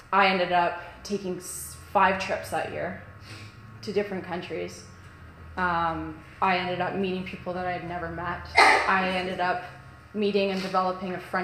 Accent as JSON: {"language": "English", "town": "Kelowna", "region": "British Columbia", "country": "Canada", "said": "I'm from Kelowna."}